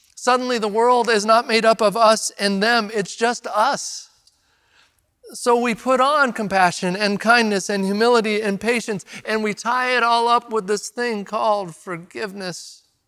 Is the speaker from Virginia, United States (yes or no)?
no; Redmond, Oregon, United States; Growing up in Redmond